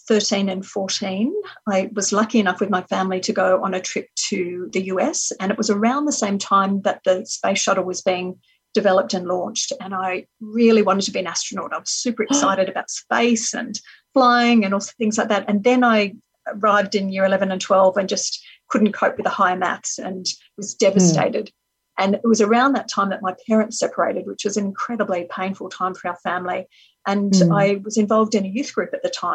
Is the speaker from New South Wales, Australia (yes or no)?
yes; Sydney, New South Wales, Australia; I grew up in Sydney by a beach